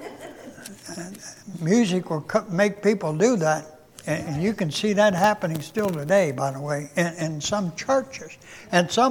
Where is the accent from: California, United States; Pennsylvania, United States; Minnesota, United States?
Pennsylvania, United States; moved away; I was born and raised in Pennsylvania